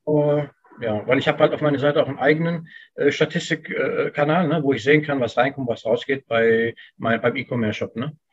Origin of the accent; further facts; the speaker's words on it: Germany; Ich bin hier mhm. geboren und aufgewachsen. Das ist hier meine Heimat.